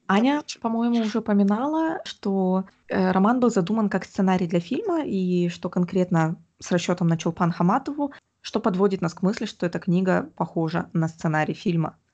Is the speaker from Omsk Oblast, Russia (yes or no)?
yes; Omsk, Omsk Oblast, Russia; я выросла в Омске